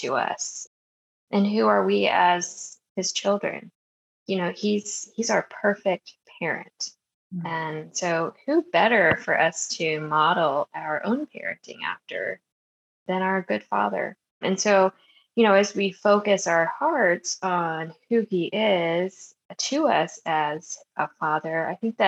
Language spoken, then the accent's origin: English; Maryland, United States; I grew up in Maryland